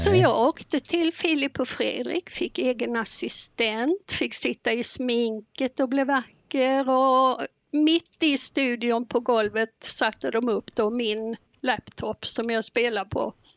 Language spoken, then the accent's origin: Swedish; Blekinge, Sweden; moved away as an adult; now in Vänersborg, Sweden; vi flyttade ner från Blekinge där jag bott i 63 år upp till mm. Vänersborg då, så här har vi bott fyra år